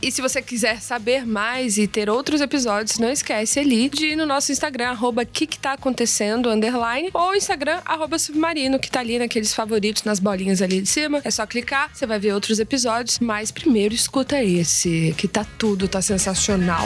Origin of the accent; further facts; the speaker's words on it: Brasília, Federal District, Brazil; moved away as an adult; also born or lived in Goiás; now in São Paulo, Brazil; sou do Goiás, mas passei a, a vida toda lá em Brasília até vim pra cidade grande